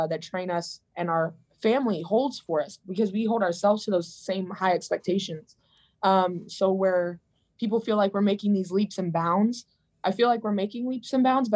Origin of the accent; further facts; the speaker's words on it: Atlanta, Georgia, United States; So we kind of grew up in the outskirts of Atlanta, kind of metro Atlanta suburb area